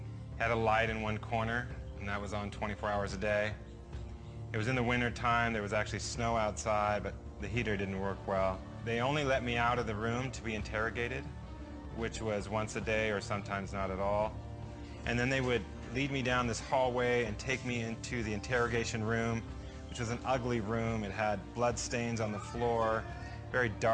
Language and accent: English; United States